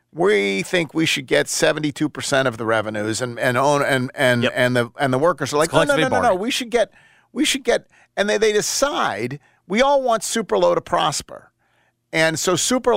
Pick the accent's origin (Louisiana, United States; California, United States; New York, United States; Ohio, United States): New York, United States; Buffalo; moved away; I'm from Buffalo